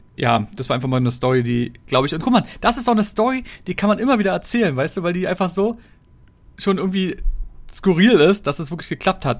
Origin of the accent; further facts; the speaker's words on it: Berlin, Germany; Wenn du schon so lange hier wohnst und aufgewachsen bist